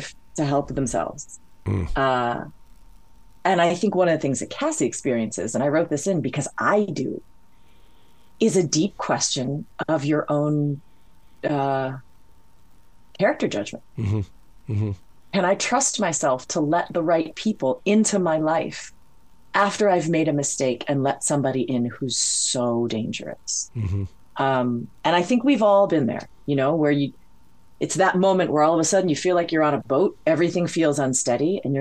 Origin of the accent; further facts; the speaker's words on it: Hawaii, United States; I grew up in Hawaii. I speak Hawaiian, but I'm not Hawaiian.